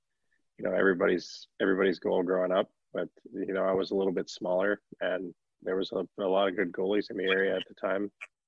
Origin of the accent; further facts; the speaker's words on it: Calgary, Alberta, Canada; moved away; I'm from Calgary.